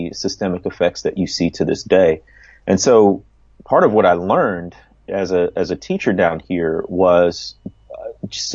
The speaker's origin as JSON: {"language": "English", "region": "Midwest", "country": "United States", "tie": "born or raised there", "said": "I grew up in the Midwest"}